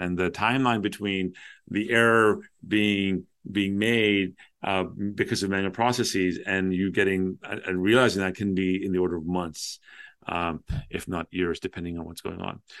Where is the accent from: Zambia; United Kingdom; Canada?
Canada; Toronto, Ontario; I used to listen to a lot of DJs and radio growing up in Toronto